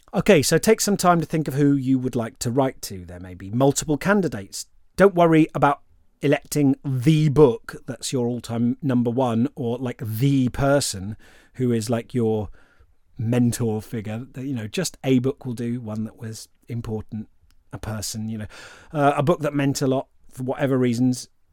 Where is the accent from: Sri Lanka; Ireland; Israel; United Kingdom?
United Kingdom; England; I'm English